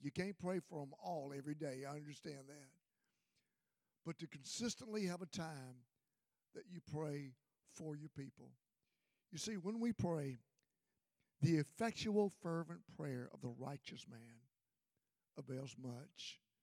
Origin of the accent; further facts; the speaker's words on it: Mississippi, United States; I grew up in Mississippi